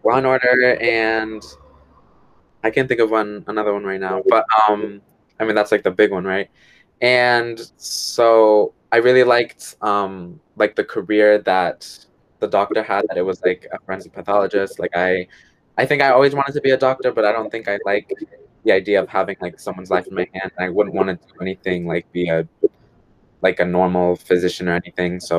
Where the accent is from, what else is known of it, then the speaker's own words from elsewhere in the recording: Attleboro, Massachusetts, United States; I was born in Attleboro. I'm being raised in Attleboro.